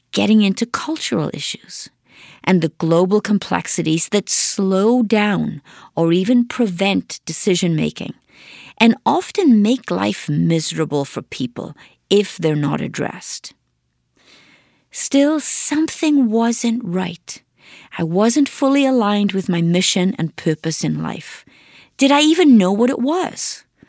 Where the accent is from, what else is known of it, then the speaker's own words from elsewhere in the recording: Wales, United Kingdom; moved away as an adult; also born or lived in Swansea; now in Detroit, United States; I grew up on a farm in Wales